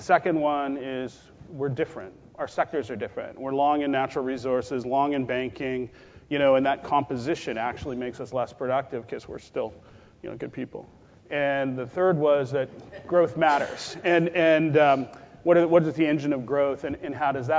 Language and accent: English; Canada; moved away; being Canadian